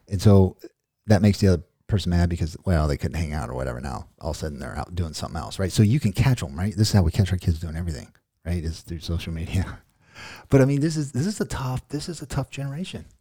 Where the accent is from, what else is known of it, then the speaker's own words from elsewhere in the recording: Ozark, United States; I'm from Ozark, so we kinda create our own words